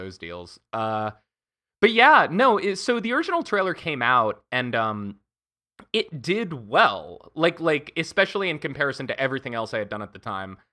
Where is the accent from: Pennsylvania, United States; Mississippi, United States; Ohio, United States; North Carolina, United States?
Pennsylvania, United States; also born or lived in Montana / New York / Paris / Berlin; now in Los Angeles, United States; I'm originally from Montana. Uh, I did a lot of my growing up in Pennsylvania